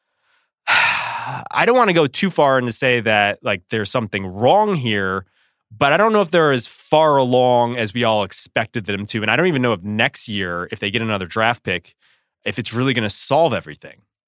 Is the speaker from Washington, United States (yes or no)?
no; Connecticut, United States; I was growing up in Connecticut, just a young husky pup